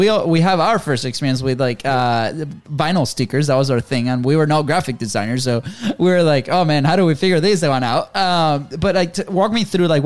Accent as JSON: {"language": "English", "country": "Venezuela", "moved": "as an adult", "said": "we're from Venezuela"}